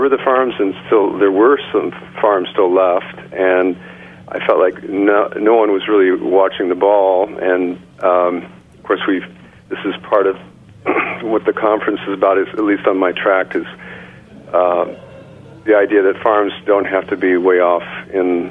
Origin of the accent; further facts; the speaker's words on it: Illinois, United States; now in Rockland County, United States; I'm from Illinois. I grew up around farms